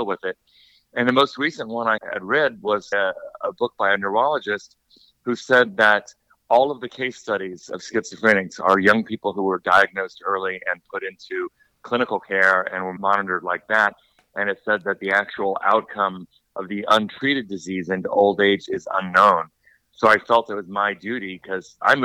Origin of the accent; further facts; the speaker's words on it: Costa Mesa, California, United States; moved away as an adult; also born or lived in Los Angeles / Washington, D.C. / Rome; We grew up in Orange County, California, very, very white, affluent, although we were in the poor part, neglected part of Costa Mesa